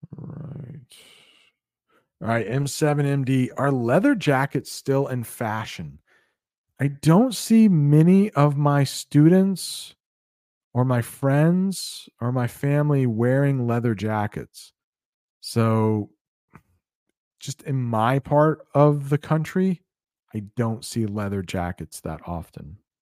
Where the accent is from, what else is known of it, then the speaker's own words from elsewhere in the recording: United States; I would love to visit Cuba as an American